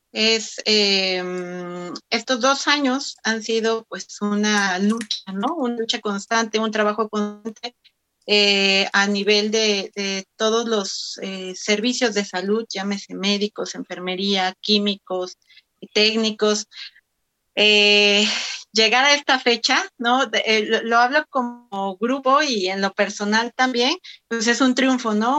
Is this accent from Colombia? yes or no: no; Oaxaca, Mexico; soy de Oaxaca.